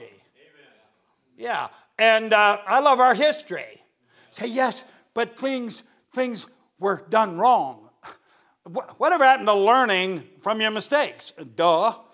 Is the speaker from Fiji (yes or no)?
no; United States; I'm an American